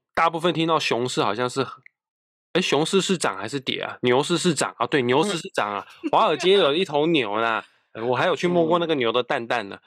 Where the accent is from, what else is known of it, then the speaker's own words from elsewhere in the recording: Kaohsiung, Taiwan; moved away as an adult; now in Taipei, Taiwan; 我的家乡高雄，是天气非常湿热炎热的一个地方